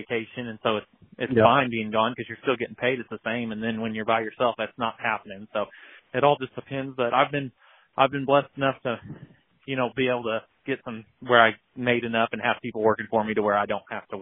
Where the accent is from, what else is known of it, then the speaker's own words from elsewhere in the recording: Missouri, United States; I'm from Missouri. That's where I live in Southwest Missouri, kind of around Springfield